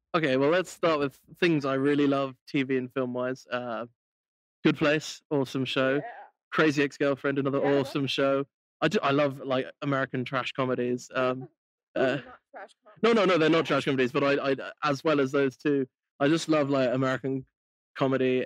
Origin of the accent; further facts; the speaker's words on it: United Kingdom; I'm so British